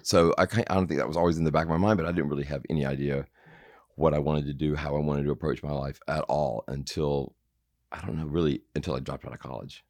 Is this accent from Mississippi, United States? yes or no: yes; Madison, Mississippi, United States; moved away as an adult; also born or lived in Jackson, Mississippi / New York; I'm from, um, from Mississippi. I was born in Jackson, and then we moved out to a suburb of Jackson, Madison, when I was probably in the third grade, and kind of lived there until I ran off